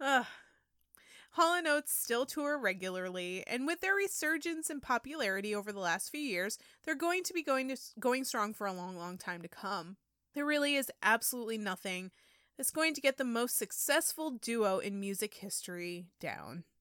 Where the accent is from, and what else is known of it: upstate New York, United States; born or raised there; moved away